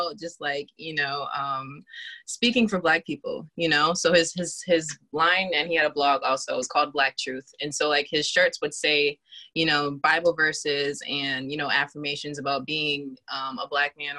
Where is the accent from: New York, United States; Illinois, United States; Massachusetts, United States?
Massachusetts, United States; Boston; also born or lived in Randolph, Massachusetts; I grew up in Boston in Dorchester. I actually first started out living in Randolph, and then I moved to Dorchester and I grew up there.